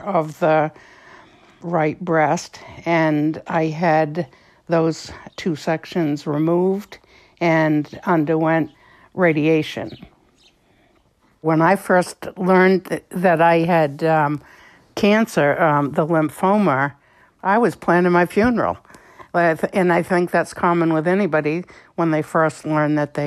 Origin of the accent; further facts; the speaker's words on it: Gray, Maine, United States; I'm from Gray, Maine. I've lived in Maine my whole life.